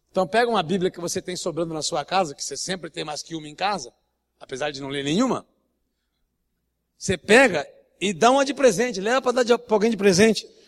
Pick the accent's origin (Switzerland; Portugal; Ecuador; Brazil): Brazil; Rio de Janeiro; Como é que você sabe que eu sou carioca, meu irmão?